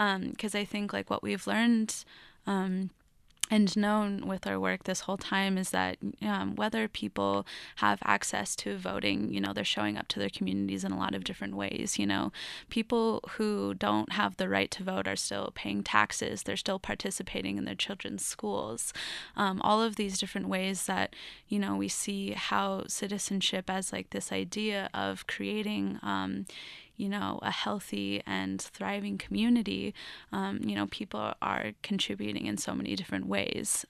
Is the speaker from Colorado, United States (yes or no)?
yes; Lafayette, Colorado, United States; I grew up in Lafayette, Colorado